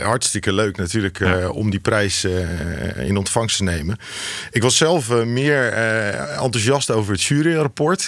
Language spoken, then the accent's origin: Dutch; Rotterdam, South Holland, Netherlands; geboren en getogen in Rotterdam